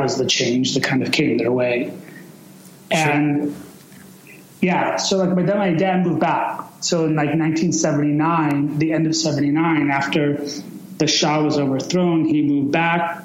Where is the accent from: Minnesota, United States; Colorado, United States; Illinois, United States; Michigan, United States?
Illinois, United States; Chicago; also born or lived in Iran; I was born in 1975 in Chicago. And, you know, I was basically raised in Chicago